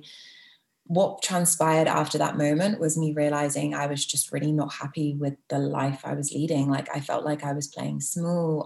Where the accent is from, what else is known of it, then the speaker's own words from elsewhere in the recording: Bristol, South West England, United Kingdom; moved away as an adult; also born or lived in London; now in Toronto, Canada; so I was born in London, but home has always been Bristol. And then in March 2019, I left.